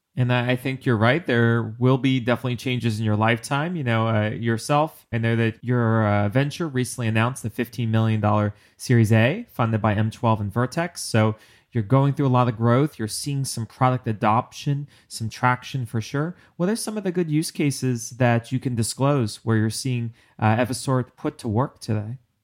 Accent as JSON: {"language": "English", "region": "New York", "country": "United States", "said": "I'm a New Yorker"}